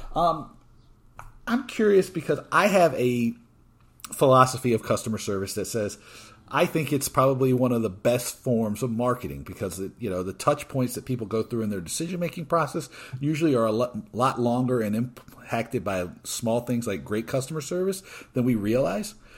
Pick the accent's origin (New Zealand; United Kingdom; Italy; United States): United States; Georgia; moved away; also born or lived in Brooklyn, New York; originally from Georgia, but I, I lived in Brooklyn for a whi-, for a long time.